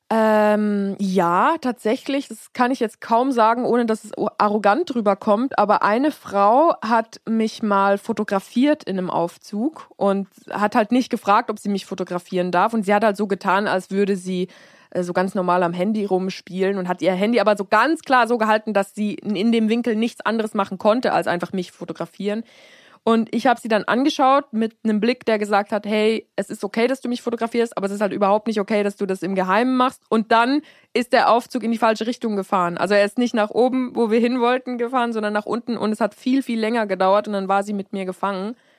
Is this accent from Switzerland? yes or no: yes; Switzerland; also born or lived in United States; ich bin in Amerika geboren, aber dann wurde ich, als ich sehr klein war, noch nach, nach äh, in die Schweiz transportiert